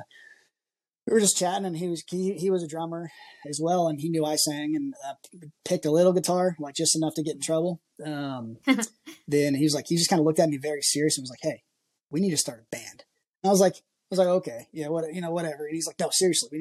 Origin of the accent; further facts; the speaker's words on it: Washington, United States; moved away as an adult; also born or lived in greater Seattle area; now in Nashville, United States; I grew up, I'm originally from Washington State